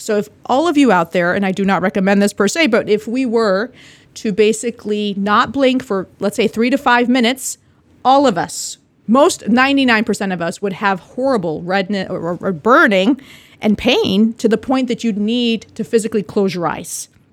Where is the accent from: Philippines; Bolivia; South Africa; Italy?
Bolivia; moved away; I'm from Bolivia, South America